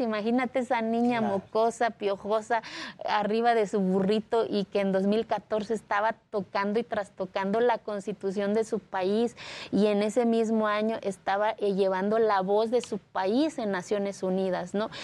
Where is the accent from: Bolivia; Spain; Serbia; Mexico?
Mexico; Spanish is a second language; moved away; also born or lived in Mexico City; hace 14 años mi pueblo no existía en el mapa de este país